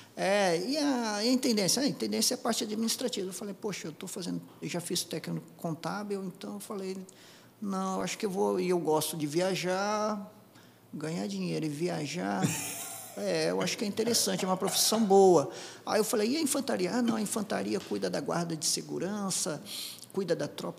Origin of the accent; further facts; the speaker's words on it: Apucarana, Paraná, Brazil; moved away; Eu, eu nasci no interior do Paraná, na cidade de Apucarana, eu era, era do sítio, da roça